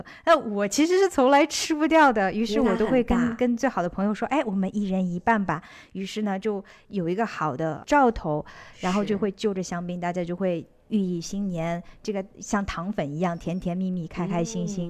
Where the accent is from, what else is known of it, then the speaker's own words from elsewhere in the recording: Netherlands; 我是来自于荷兰的